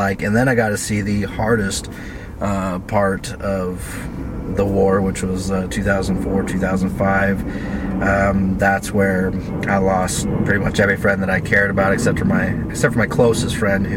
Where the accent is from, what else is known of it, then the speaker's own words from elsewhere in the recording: North Bend, Washington, United States; I grew up mostly around here. North Bend is where I spent most of my most important years